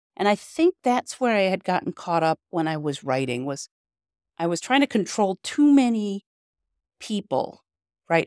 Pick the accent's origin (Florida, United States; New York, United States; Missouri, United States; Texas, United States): New York, United States; Rochester; I'm from Rochester, New York